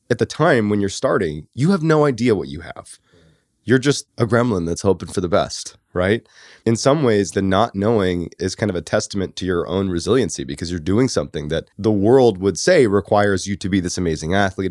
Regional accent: Boston, Massachusetts, United States; I grew up in Boston

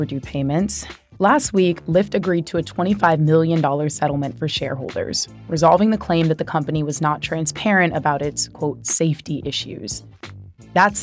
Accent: California, United States; California has really been churning out reasons for me to be proud of my home state

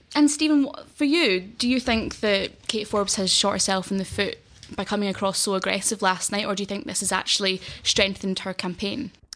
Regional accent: Glasgow, Scotland, United Kingdom; moved away as an adult; also born or lived in Isle of Mull; now in London, United Kingdom; I was born and raised in Glasgow and have lived and studied there all my life

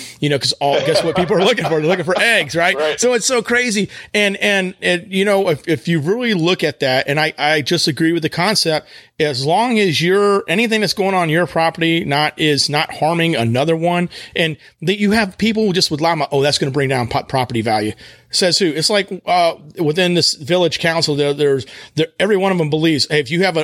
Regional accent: West Texas, United States; moved away; when I was growing up in West Texas

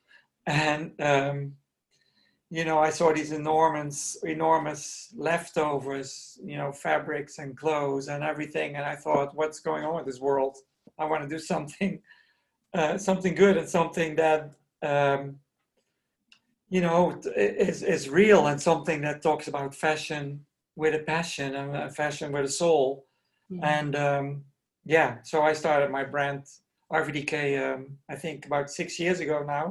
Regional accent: Netherlands; also born or lived in New York, United States / Paris, France; I was born in Holland and I studied to become a ballet dancer

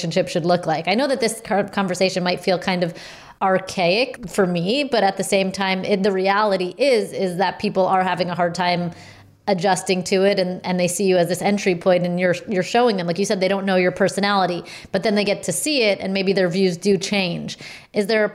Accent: New York City, New York, United States; I grew up in New York City

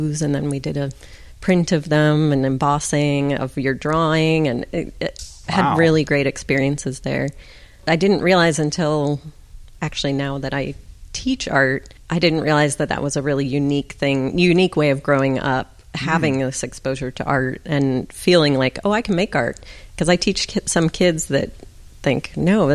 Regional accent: Pittsburgh, Pennsylvania, United States; I grew up in Pittsburgh, Pennsylvania

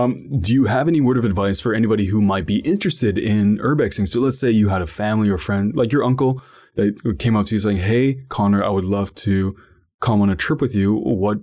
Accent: Ottawa, Ontario, Canada; so I'm from Ottawa, Ontario, Canada. And sometimes I live in the downtown, so it's the national capital of Canada.

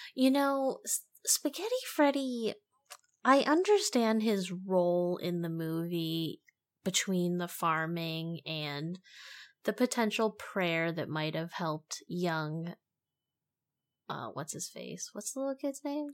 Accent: United States; as an American

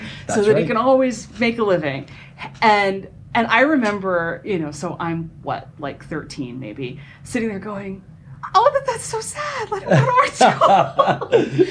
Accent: York, Pennsylvania, United States; when I was growing up in York, Pennsylvania

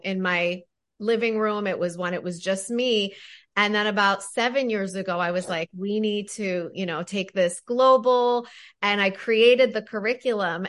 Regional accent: Toronto, Ontario, Canada; now in New York, United States; I grew up in Toronto. I live in New York now.

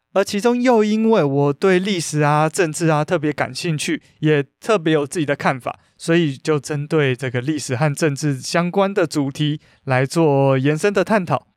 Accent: Taiwan; 我们台湾人

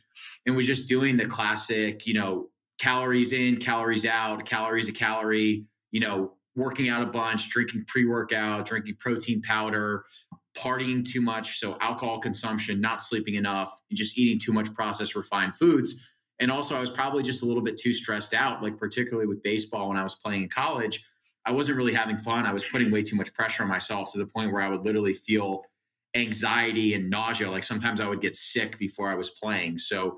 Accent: Northeast, United States; I have amazing parents. I'm from the Northeast, great family.

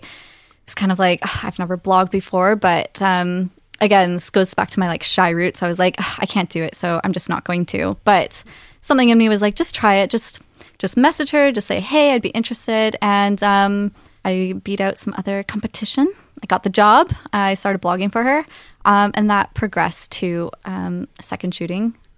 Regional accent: Canada; now in Aberdeen, United Kingdom; I'm originally from Canada, small town Canada

